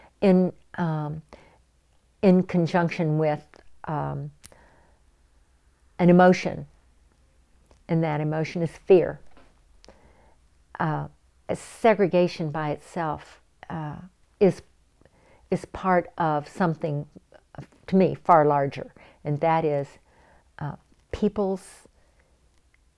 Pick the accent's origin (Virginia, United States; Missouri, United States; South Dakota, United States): Virginia, United States; Richmond; moved away as an adult; now in Milwaukee, United States; I'm from the Richmond area in the state of Virginia. I grew up in segregation